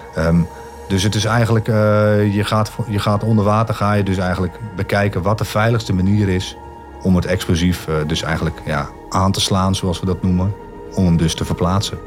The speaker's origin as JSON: {"language": "Dutch", "country": "Netherlands", "said": "als Nederlanders"}